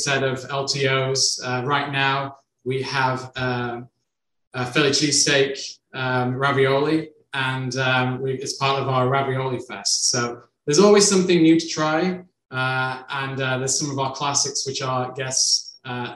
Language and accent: English; United Kingdom; also born or lived in Ireland; now in United States; I'm originally from the United Kingdom